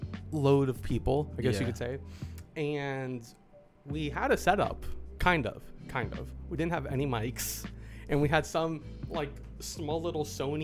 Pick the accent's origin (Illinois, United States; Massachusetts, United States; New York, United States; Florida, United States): Florida, United States; Tampa; first language English; we're from Tampa.